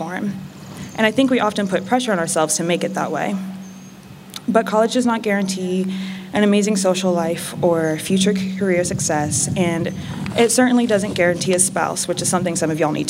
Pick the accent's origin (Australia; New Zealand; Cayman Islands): Cayman Islands; moved away; also born or lived in North Carolina, United States / Washington, D.C., United States; I was born in North Carolina. I grew up on a small island in the Caribbean called Grand Cayman